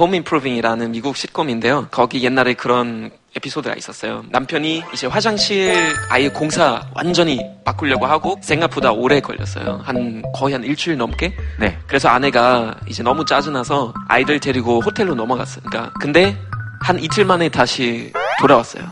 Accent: Germany; Korean is a second language; now in South Korea; 저는 독일에서 온

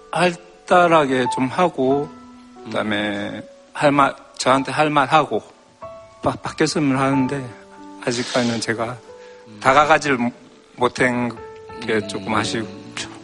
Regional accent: Gyeongsang, South Korea; 저도 뭐 경상도

